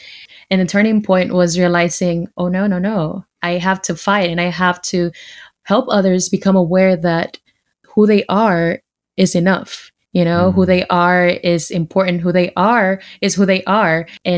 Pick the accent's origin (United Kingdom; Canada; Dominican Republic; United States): Dominican Republic; English is a second language; I was born in the Dominican Republic. I'm half Dominican, half Haitian.